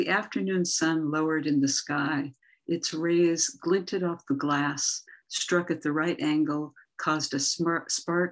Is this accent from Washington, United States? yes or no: yes; Everett, Washington, United States; now in Pacifica, United States; I'm from Everett, Washington